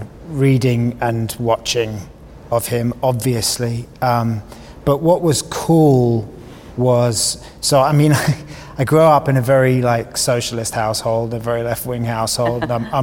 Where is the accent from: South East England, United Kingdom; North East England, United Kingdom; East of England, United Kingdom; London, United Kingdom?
London, United Kingdom; Kingston upon Thames; We're from the same part of the world. He's from Worcester Park, I'm from Kingston.